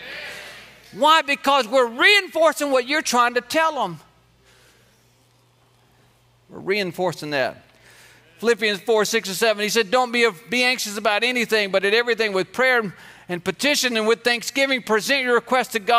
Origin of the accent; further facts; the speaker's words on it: Georgia, United States; I grew up here in Georgia